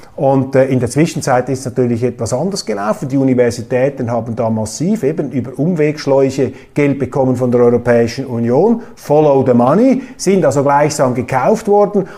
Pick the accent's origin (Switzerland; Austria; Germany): Switzerland; Als Schweizer und auch als Schweizer Milizpolitiker